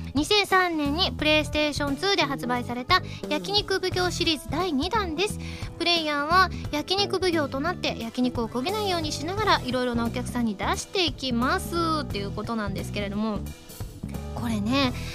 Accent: Kansai, Japan; 私関西人なので

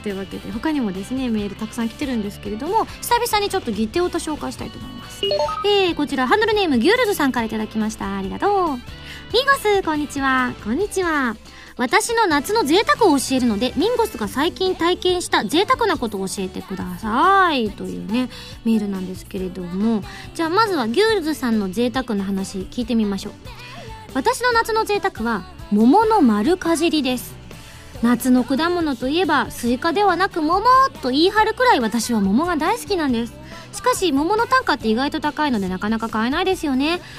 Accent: Yamaguchi, Japan; moved away; 山口出身

